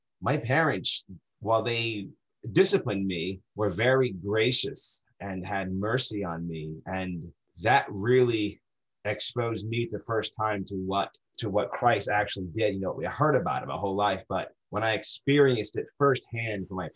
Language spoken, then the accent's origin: English; New Jersey, United States; moved away as an adult; now in Dexter, Maine, United States; Born and raised in New Jersey. I lived there 34 years, 34 years